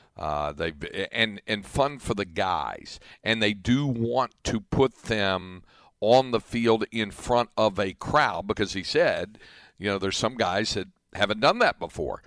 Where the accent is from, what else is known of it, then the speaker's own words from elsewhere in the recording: North Carolina, United States; now in Williamson County, Texas, United States; near where I grew up in North Carolina